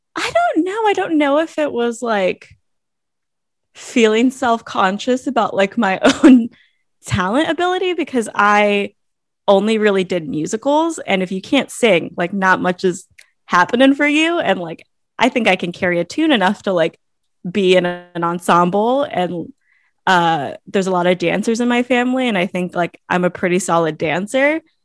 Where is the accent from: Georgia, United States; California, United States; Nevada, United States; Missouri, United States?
California, United States; Monterey; also born or lived in Hayward / Berkeley / Anaheim; I was born in Hayward. Um, and we lived in Hayward. I, my parents like bounced around Hayward and Berkeley and then down to like Anaheim. And then eventually I grew up in Monterey